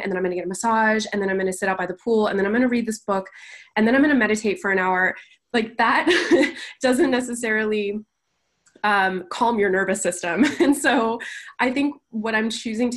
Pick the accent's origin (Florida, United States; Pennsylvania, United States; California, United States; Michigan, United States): California, United States; now in Las Vegas, United States; I'm from a relatively small town in California